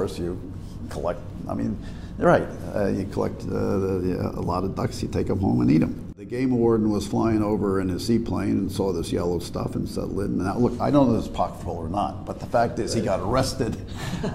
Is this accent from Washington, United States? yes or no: no; Long Island, New York, United States; I was born on Long Island. We still have our family home out there